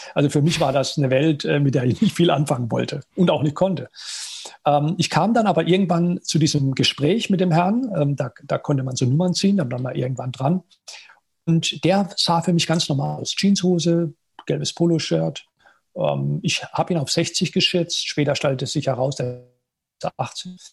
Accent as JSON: {"language": "German", "area": "at the French border", "region": "Baden-Württemberg", "country": "Germany", "tie": "born or raised there", "also_born_or_lived": "United States", "said": "ich bin aufgewachsen in mittelständischer Familie im Badischen, an der französischen Grenze"}